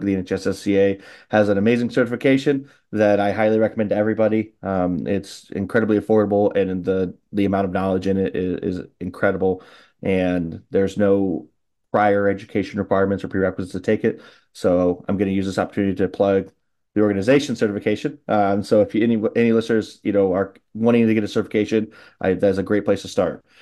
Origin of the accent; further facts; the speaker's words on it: Illinois, United States; an Illinois guy like myself